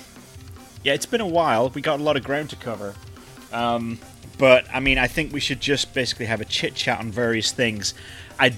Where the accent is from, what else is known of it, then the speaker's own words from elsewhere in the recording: England, United Kingdom; moved away; you and I grew up in England